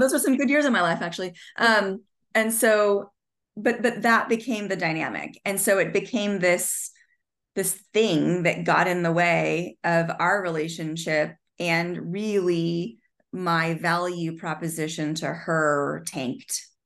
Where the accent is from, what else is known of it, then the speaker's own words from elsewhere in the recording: Southern California, United States; I grew up in Southern California